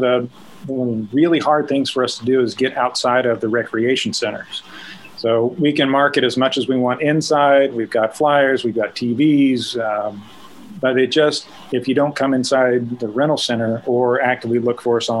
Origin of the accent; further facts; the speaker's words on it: Northwest Missouri, United States; I grew up in Northwest Missouri